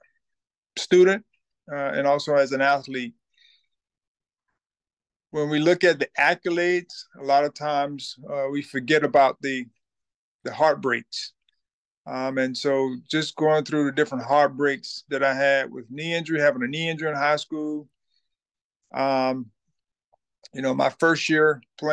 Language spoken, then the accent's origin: English; Thomasville, Georgia, United States; I'm from Thomasville, Georgia